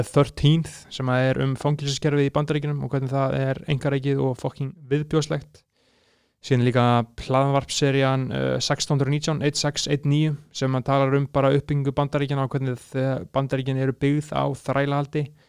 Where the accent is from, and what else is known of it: Iceland